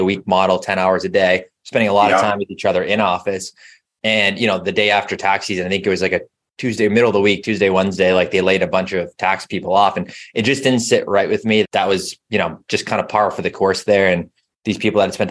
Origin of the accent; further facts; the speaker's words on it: Boston, Massachusetts, United States; I am. Grew up about 20, 25 minutes outside of the city